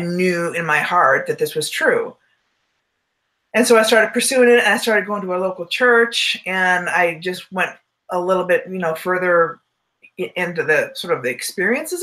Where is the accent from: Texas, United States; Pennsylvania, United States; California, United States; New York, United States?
California, United States; Southern; I was raised in Southern California